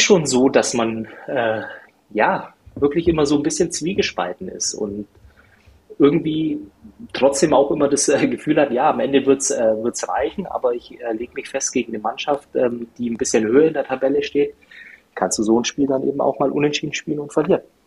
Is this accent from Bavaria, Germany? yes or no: yes; Bavaria, Germany; moved away as an adult; also born or lived in Rhineland; now in North Rhine-Westphalia, Germany; Ich bin ja, äh, wie sagt man das, äh, Exil-Bayer äh, seit ähm, ja, über zehn Jahren mittlerweile jetzt im äh, Rheinland